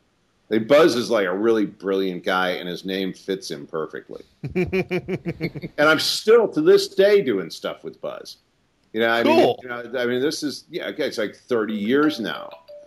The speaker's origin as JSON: {"language": "English", "town": "Glenview", "region": "Illinois", "country": "United States", "tie": "born or raised there", "moved": "yes", "said": "I grew up in Glenview."}